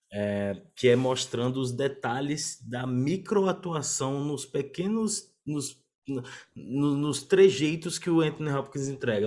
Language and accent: Portuguese; Northeast Region, Brazil; lá no Nordeste, na minha terra